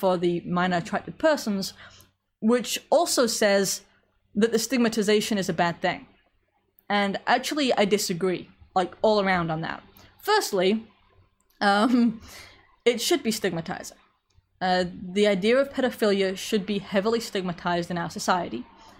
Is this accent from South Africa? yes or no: no; England, United Kingdom; accent: slight American; I am from England with something of an American accent. Everybody seems to disagree over how strong it is, and I can't hear because it's my accent, so I'll take your word for it.